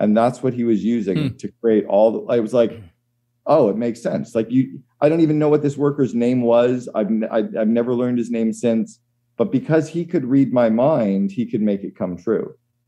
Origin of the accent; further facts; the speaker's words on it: Northern Canada, Canada; And I grew up in Northern Canada. We always had a fire going in the home.